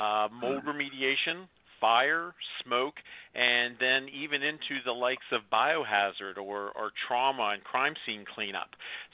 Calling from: Greenville, South Carolina, United States; Well, I'm calling in from Greenville, South Carolina

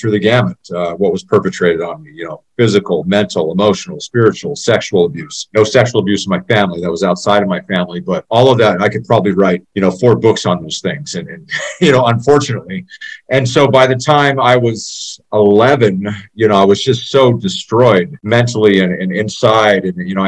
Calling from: Boise, Idaho, United States; moved away as an adult; also born or lived in Lewiston, Idaho / Seattle, Washington; I'm calling in from Boise, Idaho. I'm not originally from Idaho, but I've been up here for about 15 years. I came up here, actually about 20 years, in northern Idaho in Lewiston to play baseball at Lewis Clark State College years ago.

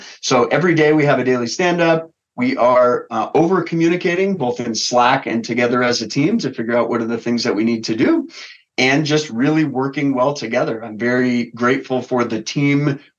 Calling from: Denver, Colorado, United States; I'm calling in from Denver, Colorado.

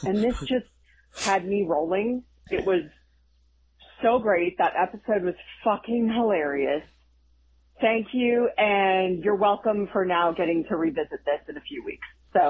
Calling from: Nashville, Tennessee, United States; I'm calling from Nashville.

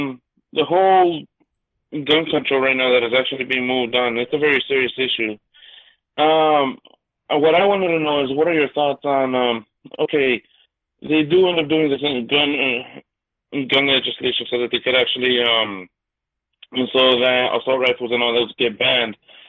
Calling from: Los Angeles, California, United States; I'm coming from Los Angeles.

